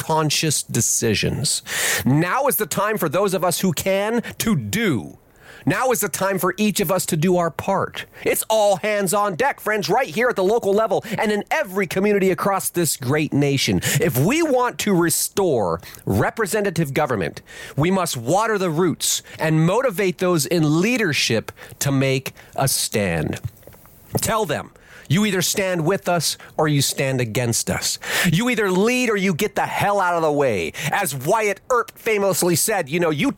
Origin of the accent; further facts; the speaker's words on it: United States; I am an American peasant